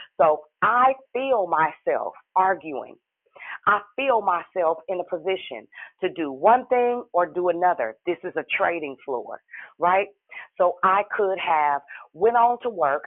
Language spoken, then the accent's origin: English; Richmond, United States; I'm from Richmond.